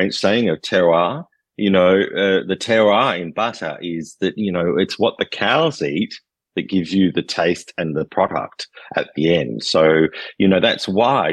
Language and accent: English; Australia; moved away as an adult; now in Poitou-Charentes, France; We, being Australian, when I was in Australia, I did food tours